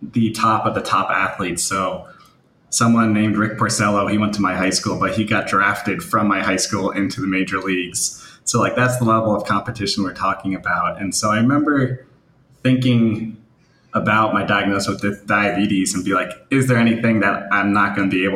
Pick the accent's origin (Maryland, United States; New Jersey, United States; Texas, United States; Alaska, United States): New Jersey, United States; I'm from New Jersey